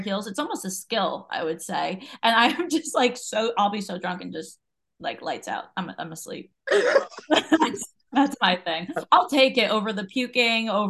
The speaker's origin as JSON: {"language": "English", "area": "Jersey Shore", "region": "New Jersey", "country": "United States", "said": "that's where I'm from"}